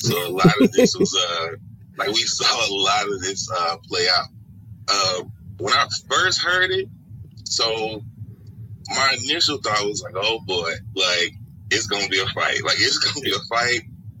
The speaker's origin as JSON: {"language": "English", "town": "Atlanta", "region": "Georgia", "country": "United States", "tie": "born or raised there", "said": "I was born and raised in Atlanta, Georgia. I grew up on the west side of Atlanta."}